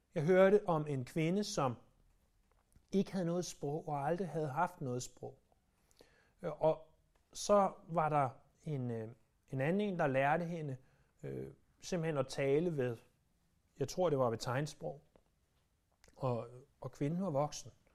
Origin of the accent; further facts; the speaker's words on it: Denmark; vi som danskere